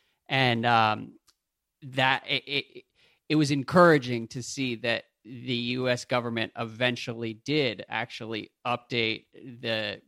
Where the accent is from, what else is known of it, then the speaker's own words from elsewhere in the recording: United States; as an American